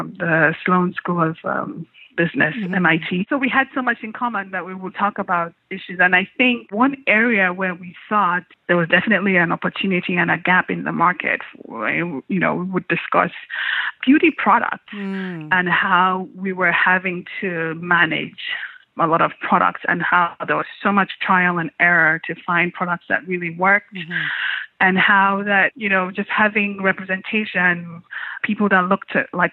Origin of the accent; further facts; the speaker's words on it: Lagos, Nigeria; moved away as an adult; also born or lived in Ibadan, Nigeria / Calabar, Nigeria / Anambra State, Nigeria; now in United States; a lot of the bulk of my childhood is really in Lagos. I went to primary school in Lagos